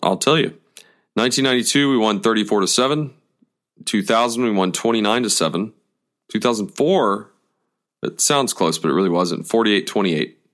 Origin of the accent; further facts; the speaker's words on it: Atlanta, Georgia, United States; I was born and raised in Atlanta.